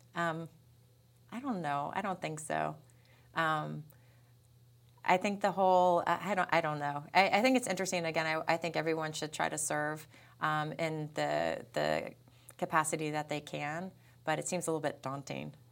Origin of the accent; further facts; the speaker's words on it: Peekskill, New York, United States; moved away; I'm from Peekskill, New York.